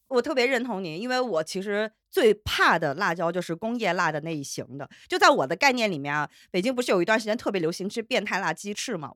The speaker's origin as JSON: {"language": "Chinese", "region": "Hunan", "country": "China", "said": "我湖南人"}